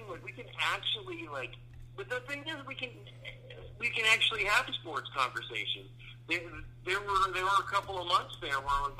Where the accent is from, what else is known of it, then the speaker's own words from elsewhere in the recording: Phoenix, Arizona, United States; now in Texas, United States; I grew up in Phoenix, and like, but I'm old